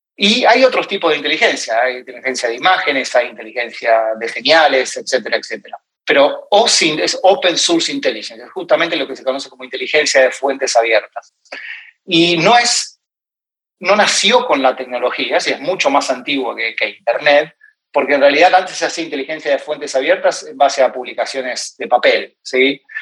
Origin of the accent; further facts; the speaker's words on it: Argentina; moved away as an adult; also born or lived in Ireland / United States; now in New York, United States; hace ya cinco años que, que me fui de Argentina aproximadamente, para aceptar una oferta de trabajo